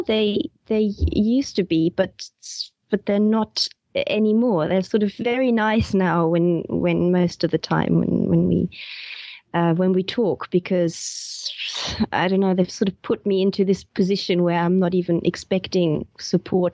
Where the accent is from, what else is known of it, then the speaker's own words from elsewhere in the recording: West Germany, Germany; moved away as an adult; I was born in East Germany originally, and then my parents moved to West Germany when I was 10.